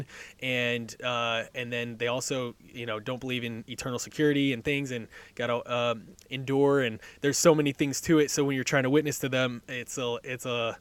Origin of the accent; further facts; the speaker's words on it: Southern California, United States; moved away as an adult; now in Middle Tennessee, United States; I grew up in California, absolutely loved it out there. And I miss Southern California weather